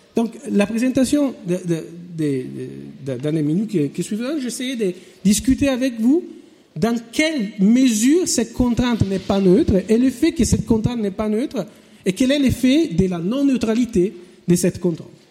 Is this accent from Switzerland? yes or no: no; France; moved away; mon pays d'origine, la France